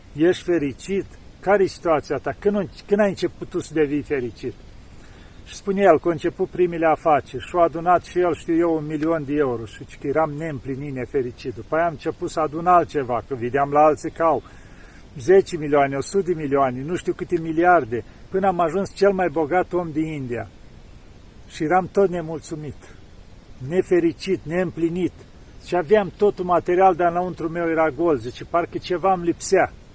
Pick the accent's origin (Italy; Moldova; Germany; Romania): Romania